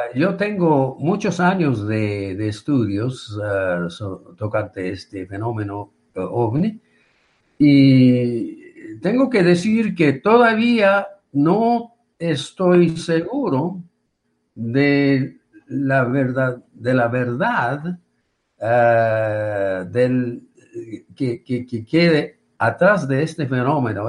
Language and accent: Spanish; Yokohama, Kanagawa, Japan; Spanish is a second language; moved away as an adult; also born or lived in Albuquerque, New Mexico; now in New Mexico, United States; nací y creí, crecí en Yokohama